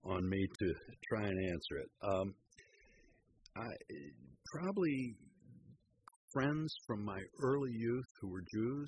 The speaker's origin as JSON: {"language": "English", "country": "United States", "said": "I'm a visitor from America"}